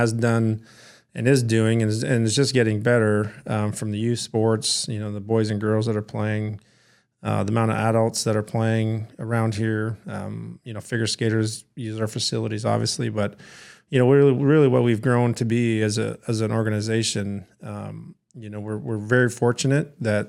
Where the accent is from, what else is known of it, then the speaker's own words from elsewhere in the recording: Canada; also born or lived in Michigan; especially when I coming from Michigan and growing up in Canada, hockey centric places.